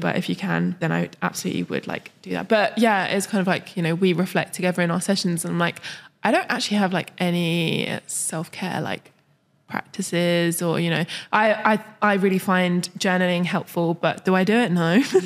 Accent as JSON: {"language": "English", "region": "London", "country": "United Kingdom", "moved": "yes", "said": "I'm from London"}